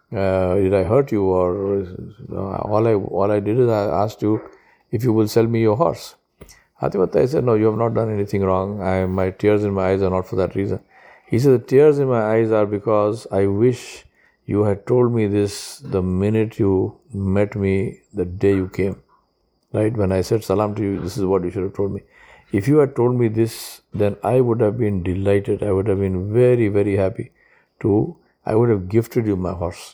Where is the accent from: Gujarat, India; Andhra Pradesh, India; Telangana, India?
Telangana, India; Hyderabad; I'm from Hyderabad